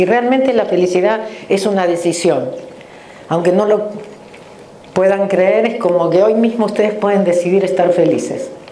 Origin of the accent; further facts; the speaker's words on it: Argentina; moved away as an adult; now in Los Angeles, United States; nací en la Argentina, pero hace 34 años que vivo en Los Ángeles. en la Argentina tengo dos títulos universitarios